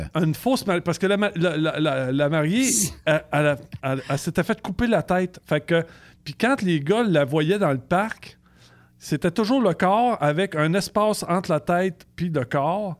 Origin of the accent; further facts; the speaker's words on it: Canada; on est chauffeur de camion, on est Canadien